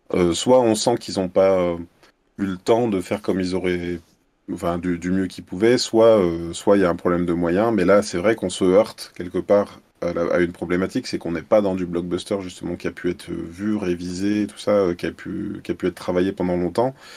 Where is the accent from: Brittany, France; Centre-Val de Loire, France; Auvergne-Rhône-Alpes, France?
Auvergne-Rhône-Alpes, France; Lyon; je suis lyonnais et je fais aussi de la caricature en événementiel, donc à Lyon et ses environs